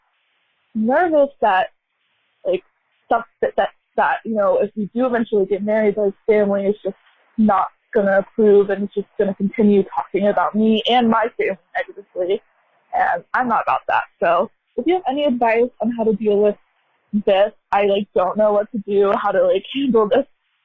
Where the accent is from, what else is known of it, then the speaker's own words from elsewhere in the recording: United States; I'm American, born and raised here